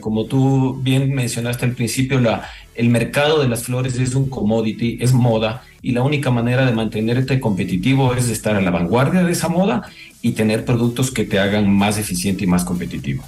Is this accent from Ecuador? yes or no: yes; Ecuador; yo como ecuatoriano